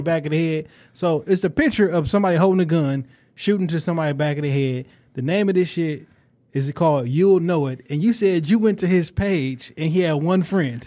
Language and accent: English; Detroit, Michigan, United States; I'm from Joy Road, I'm from, I'm from Joy Road, exit nine, come up off the freeway